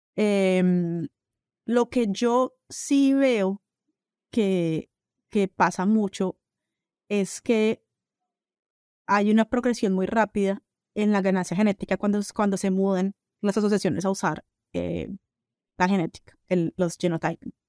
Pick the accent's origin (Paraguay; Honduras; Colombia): Colombia; also born or lived in Brazil; now in United States; soy colombiana